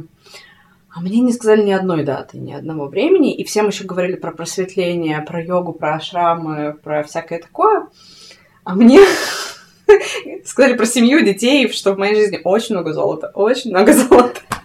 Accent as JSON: {"language": "Russian", "town": "Krasnoyarsk", "region": "Krasnoyarsk Krai", "country": "Russia", "tie": "born or raised there", "moved": "as an adult", "said": "я родилась в Красноярске, в Сибири, угу. а, и там жила до 20"}